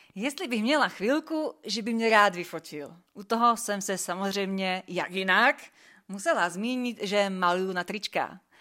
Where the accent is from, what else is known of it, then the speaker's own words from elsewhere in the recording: Slovakia; jestli jsem Slovenka, jop, jsem